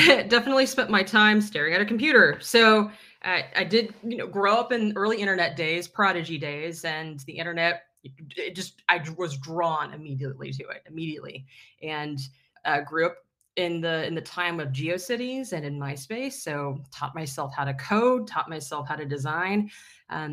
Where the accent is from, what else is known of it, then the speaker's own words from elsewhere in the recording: Fort Worth, Texas, United States; I grew up in Fort Worth, Texas, which is, it's not Dallas.